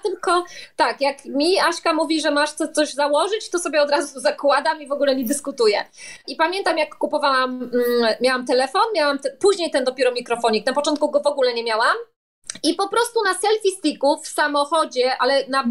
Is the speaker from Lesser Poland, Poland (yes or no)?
no; Silesian Voivodeship, Poland; accent: Silesian dialect; jestem ze Śląska, w związku z czym ten dialekt śląski czasami mi się tam włącza